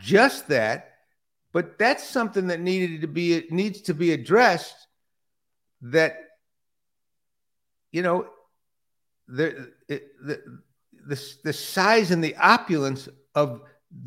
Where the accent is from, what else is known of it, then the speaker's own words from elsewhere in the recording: Detroit, Michigan, United States; moved away; I grew up in Detroit